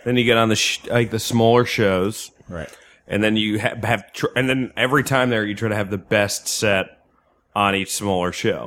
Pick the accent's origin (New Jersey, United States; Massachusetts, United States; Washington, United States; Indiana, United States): New Jersey, United States; I grew up in Jersey